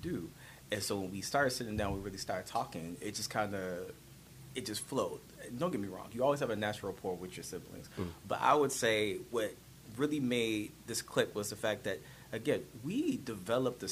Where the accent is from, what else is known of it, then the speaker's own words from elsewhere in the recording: Washington, District of Columbia, United States; moved away as an adult; also born or lived in Norfolk, Virginia / Philadelphia; where we grew up in Southeast on Ridge